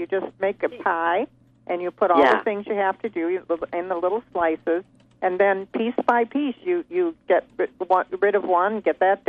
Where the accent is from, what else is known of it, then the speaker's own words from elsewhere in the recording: East Grand Rapids, Michigan, United States; moved away; I'm originally from Michigan. I went to University of Michigan, grew up in East Grand Rapids, so I'm originally from Michigan